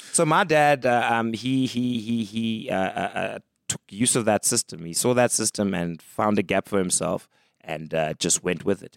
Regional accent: East London, Eastern Cape, South Africa; also born or lived in Mdantsane, Ciskei; grew up in the Eastern Cape, East London primarily

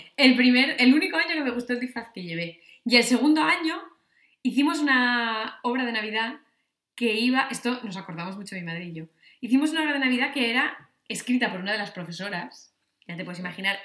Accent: Asturias, Spain

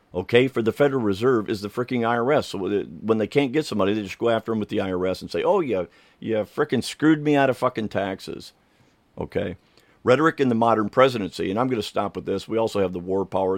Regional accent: United States; there was a street here in my hometown called Berlin Street

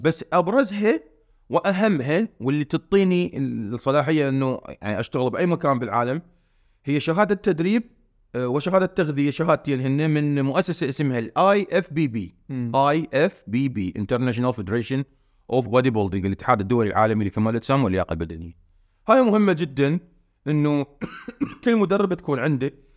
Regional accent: Iraq; احنا هسه بالعراق

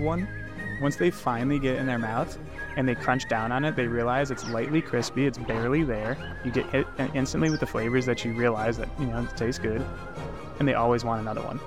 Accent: Minneapolis, Minnesota, United States; I am from Minneapolis, born and raised

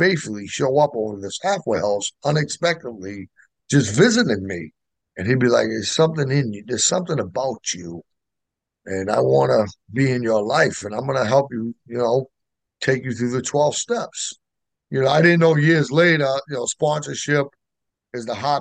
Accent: Boston, Massachusetts, United States; I'm in Baltimore. I'm from Boston

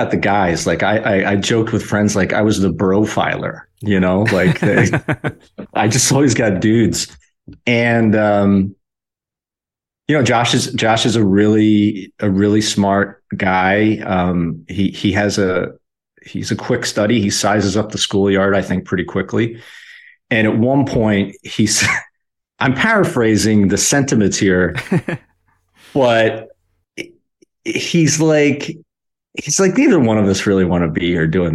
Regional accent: Philadelphia, Pennsylvania, United States; moved away as an adult; also born or lived in Los Angeles / Denver; I went back to my hometown in Philly

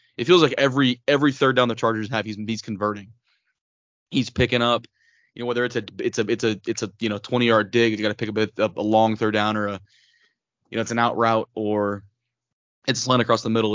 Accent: Austin, Texas, United States; now in Lubbock, United States; growing up in Austin and even out here in Lubbock

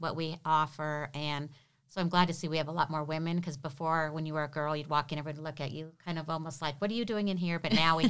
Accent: Reno, Nevada, United States; also born or lived in Sparks; I was always a Reno girl

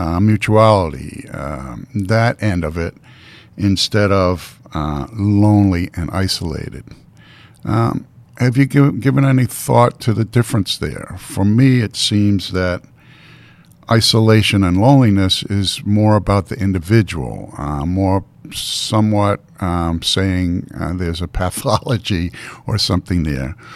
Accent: Baltimore, Maryland, United States; moved away; also born or lived in Boston, Massachusetts; I grew up on the Mason-Dixon line

